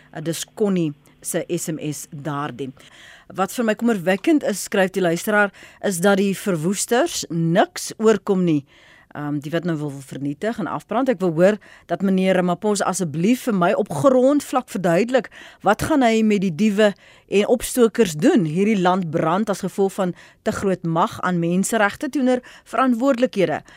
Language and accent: Afrikaans; South Africa; ons as Suid-Afrikaners